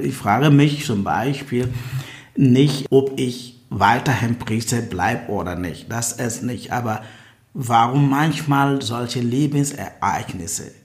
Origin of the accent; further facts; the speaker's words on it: Ghana; moved away as an adult; now in Berlin, Germany; Ich komme aus Ghana.